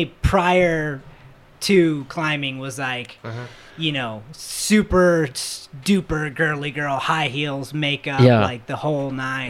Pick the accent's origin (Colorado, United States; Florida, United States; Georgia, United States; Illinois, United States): Florida, United States; moved away; I'm from Florida.